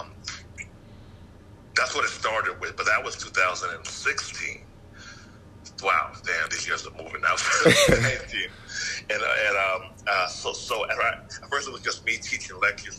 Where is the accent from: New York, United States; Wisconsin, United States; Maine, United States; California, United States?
New York, United States; Yonkers; now in Atlanta, United States; I'm from Atlanta now, but yeah, I'm from New York.